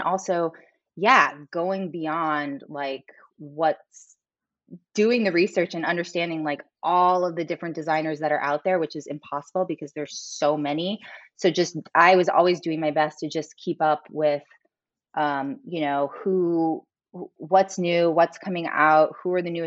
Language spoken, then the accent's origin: English; St. Louis, Missouri, United States; I grew up in the Midwest, I grew up in St. Louis, Missouri.